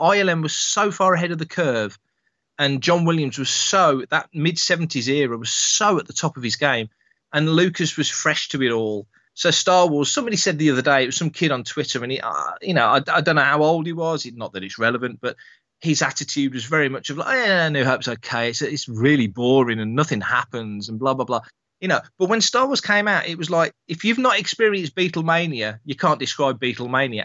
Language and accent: English; United Kingdom; we're all Brits